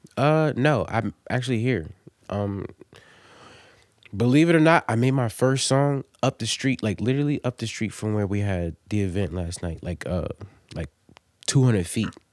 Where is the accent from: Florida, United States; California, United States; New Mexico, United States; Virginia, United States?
Virginia, United States; Norfolk; also born or lived in Delaware; I'm from Virginia, man. I'm from Norfolk. I was born in Norfolk